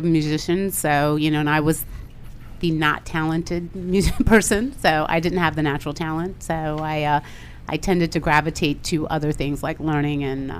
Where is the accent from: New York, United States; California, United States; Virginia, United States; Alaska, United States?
Virginia, United States; Manassas; Manassas, Virginia.